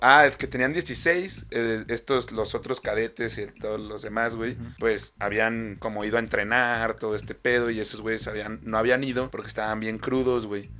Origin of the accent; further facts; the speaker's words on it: Mexico; Uno como mexicano